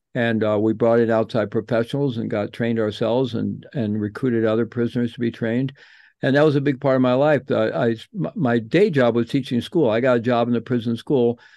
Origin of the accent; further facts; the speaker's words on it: St. Louis, Missouri, United States; I grew up in Saint Louis